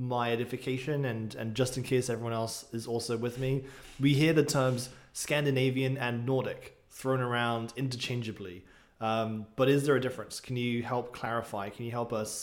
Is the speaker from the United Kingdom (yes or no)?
yes; England, United Kingdom; now in United States; I'm fine with living in the US as an English person.